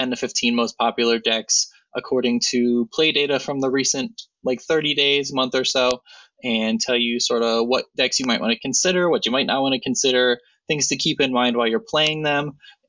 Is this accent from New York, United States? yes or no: no; Ohio, United States; My hometown.